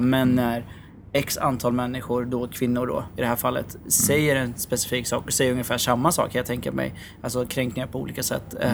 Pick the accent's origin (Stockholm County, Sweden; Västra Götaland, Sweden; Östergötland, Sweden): Östergötland, Sweden; Norrköping; moved away; nu sitter vi i Norrköping. Mm. Eh, där jag är ifrån eh, ursprungligen